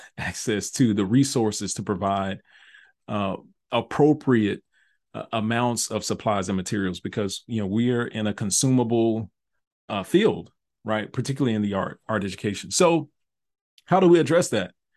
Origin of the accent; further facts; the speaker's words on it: Memphis, Tennessee, United States; moved away as an adult; also born or lived in North Carolina / Nashville, Tennessee; moved back home to Memphis from Nashville to become the, the fine arts advisor for, uh, my home district, uh, was Memphis City Schools